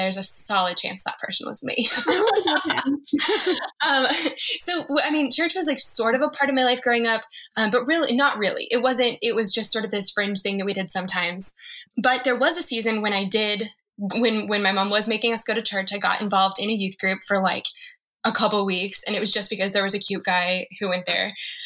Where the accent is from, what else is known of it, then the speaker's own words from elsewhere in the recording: Colorado, United States; I'm from Colorado